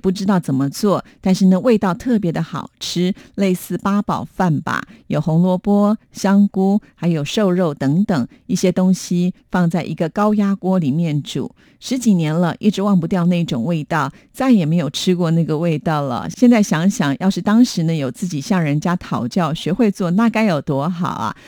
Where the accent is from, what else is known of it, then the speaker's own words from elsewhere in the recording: Taiwan; 我们台湾人的习惯就是在过年的时候一定要吃